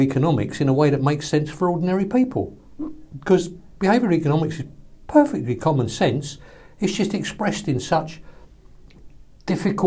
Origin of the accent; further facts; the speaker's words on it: London, United Kingdom; moved away as an adult; also born or lived in Brooklyn, New York; I'm coming from the East End or East London